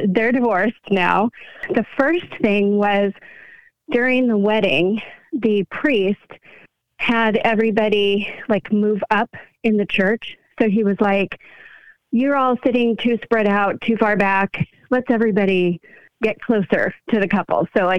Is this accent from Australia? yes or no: no; California, United States